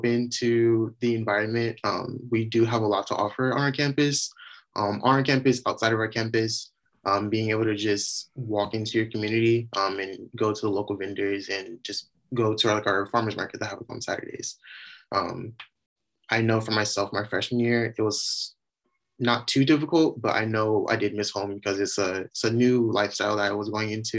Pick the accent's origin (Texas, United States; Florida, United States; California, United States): California, United States; San Diego; moved away as an adult; now in Humboldt, United States; I'm actually from San Diego. I grew up there all 22 years of my life